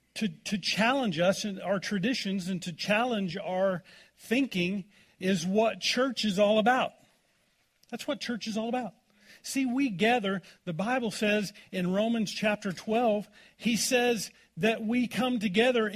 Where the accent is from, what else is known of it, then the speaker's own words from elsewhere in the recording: Oklahoma, United States; now in Colorado, United States; I grew up in Oklahoma